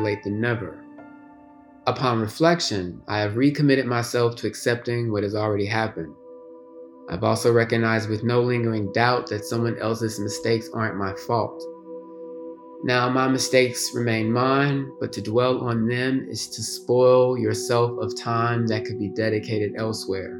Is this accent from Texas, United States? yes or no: yes; Houston, Texas, United States; moved away as an adult; also born or lived in Washington, D.C. / Harlem, New York; I returned to my hometown